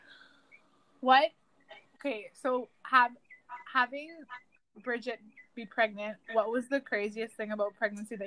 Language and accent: English; Garden River, Ontario, Canada; I know I'm part of the Bear Clan, and I know I'm from Garden River, and I know I'm Anishinaabe